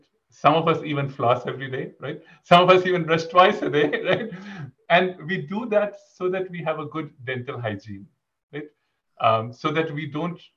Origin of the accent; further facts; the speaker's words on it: India; moved away as an adult; also born or lived in College Station, Texas; I grew up in India. Until my undergraduate, I was in India, and then for graduate school, I moved to Texas